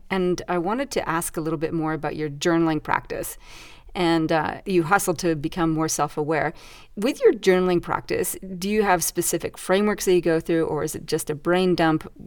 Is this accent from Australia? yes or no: yes; Canberra, Australian Capital Territory, Australia; Where are you from? I'm like, uh, Canberra.